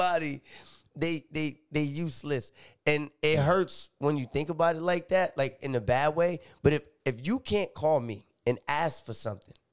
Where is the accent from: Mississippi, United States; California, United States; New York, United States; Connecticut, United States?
Connecticut, United States; New Haven; I came to New Haven last year